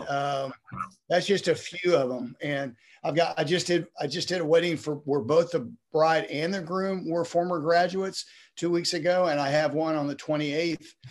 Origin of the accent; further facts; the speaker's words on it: Texas, United States; also born or lived in Ohio; I was born in Ohio, even though I've grown was grown uh, raised in Texas